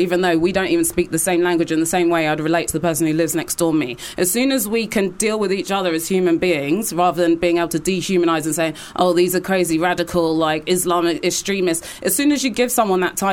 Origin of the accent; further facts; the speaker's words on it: London, United Kingdom; as a Londoner